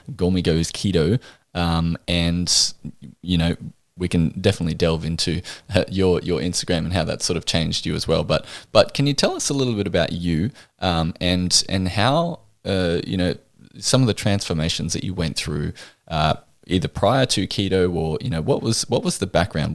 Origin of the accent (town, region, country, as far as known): Australia